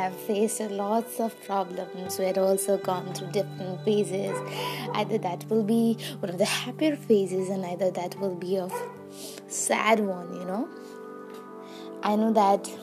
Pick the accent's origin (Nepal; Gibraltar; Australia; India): Nepal; I am from Nepal.